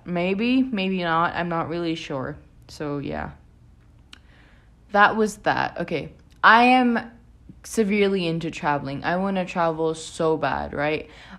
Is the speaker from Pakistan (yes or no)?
yes; Pakistan; I live in Pakistan. I'm from Pakistan originally as well.